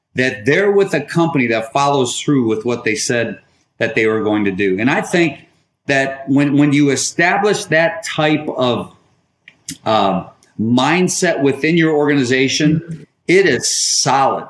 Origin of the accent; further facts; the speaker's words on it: Detroit, Michigan, United States; moved away as an adult; now in Charlotte, United States; We moved from Detroit, where I grew up from, and uh, we now live in the Charlotte, North Carolina area